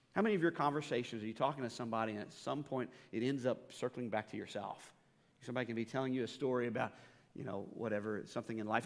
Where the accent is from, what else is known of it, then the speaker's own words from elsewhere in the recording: United States; as an American